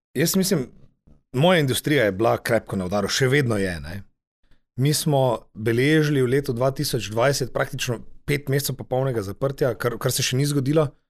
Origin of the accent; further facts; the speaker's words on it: Slovenia; smo Slovenci